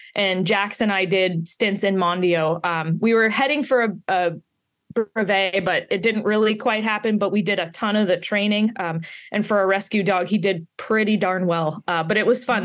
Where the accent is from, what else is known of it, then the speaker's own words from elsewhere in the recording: Pittsburgh, Pennsylvania, United States; also born or lived in down south; now in Maine, United States; I'm from Pittsburgh, Pennsylvania in the United States, so I'm not local to Maine